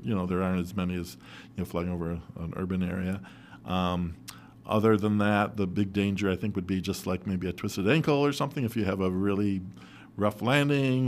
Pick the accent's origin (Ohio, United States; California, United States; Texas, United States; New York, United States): New York, United States; Rochester; I was born in Rochester, and I grew up in Rochester, and I'll probably die in Rochester as well